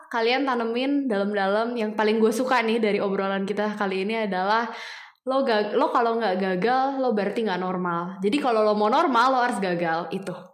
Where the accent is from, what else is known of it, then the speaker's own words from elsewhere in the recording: Bandung, West Java, Indonesia; nggak tahu jujur saya orang Bandung Sunda ya mas ya